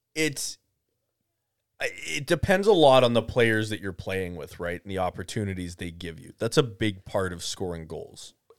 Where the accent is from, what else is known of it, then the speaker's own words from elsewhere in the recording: Canada; I am Canadian